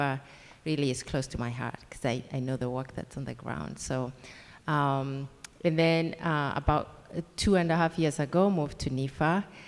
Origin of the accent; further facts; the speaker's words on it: Kenya; accent: Kenyan; English is a second language; moved away as an adult; now in United States; So that accent is Kenyan. I'm a Kenyan-American.